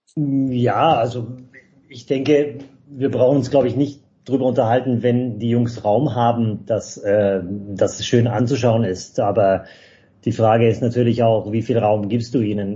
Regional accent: Stuttgart, Baden-Württemberg, Germany; ich bin in der Stadt geboren

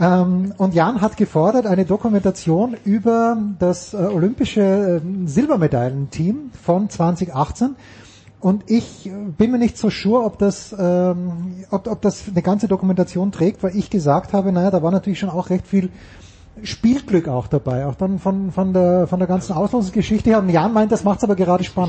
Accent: Austria; moved away; ich bin ja Österreicher

